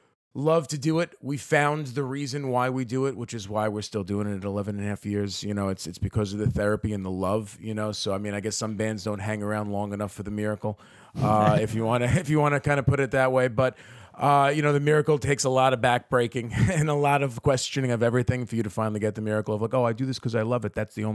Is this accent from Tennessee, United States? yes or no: no; Brooklyn, New York, United States; because I mean, I'm from Brooklyn, so to get Manhattan, I'm Bridge and Tunnel